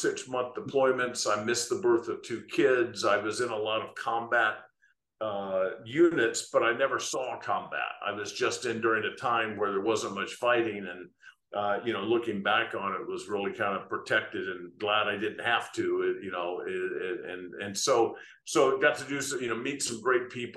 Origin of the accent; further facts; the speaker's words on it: United States; I'm American